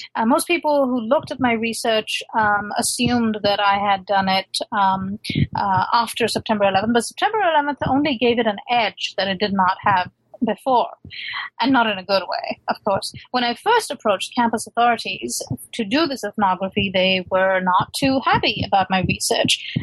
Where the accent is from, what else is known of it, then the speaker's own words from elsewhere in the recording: Lahore, Punjab, Pakistan; moved away as an adult; also born or lived in London, United Kingdom; now in United States; I was raised in Lahore